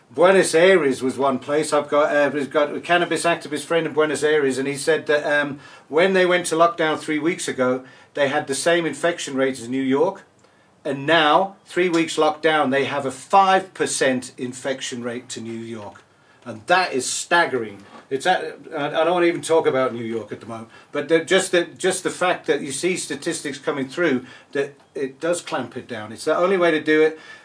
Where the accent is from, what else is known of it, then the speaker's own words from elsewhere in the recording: England, United Kingdom; now in South Africa; I'm English